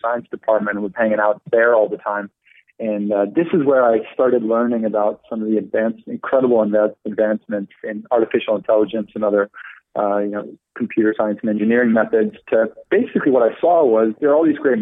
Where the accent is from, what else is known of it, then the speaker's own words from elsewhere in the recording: Netherlands; moved away as an adult; also born or lived in London; now in United States; I'm originally from the Netherlands. So I've only been in the States for about 5 years